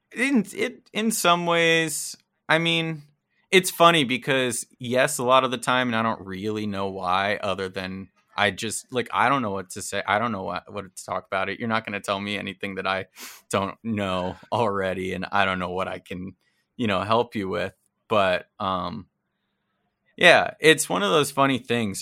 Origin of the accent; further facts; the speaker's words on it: New Jersey, United States; moved away; I grew up in New Jersey